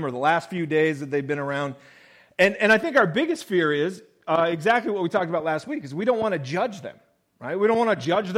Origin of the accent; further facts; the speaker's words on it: Willamette Valley, Oregon, United States; Growing up in the Willamette Valley, and then later on when we were in the Rogue Valley